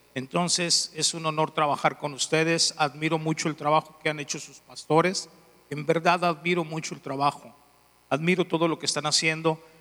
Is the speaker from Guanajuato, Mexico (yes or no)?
yes; León, Guanajuato, Mexico; soy de León, Guanajuato. Dicen algunos que parezco italiano, pero soy de León. Soy de León